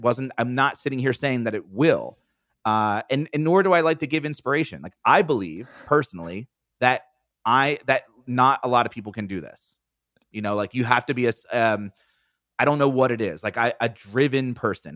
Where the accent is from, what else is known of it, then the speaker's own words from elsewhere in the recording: East Coast, United States; I'm from the East Coast